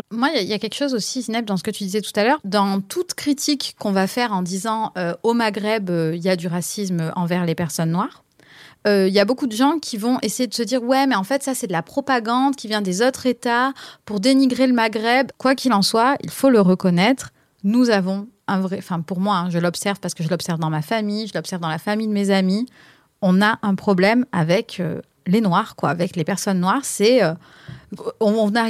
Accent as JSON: {"language": "French", "country": "Algeria", "said": "moi je suis algérienne"}